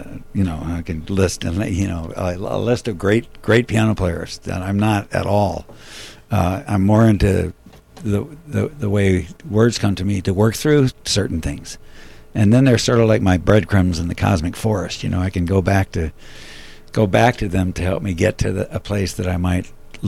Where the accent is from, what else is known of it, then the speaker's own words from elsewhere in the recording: Midwest, United States; and I grew up in the Midwest, and my parents were both extroverts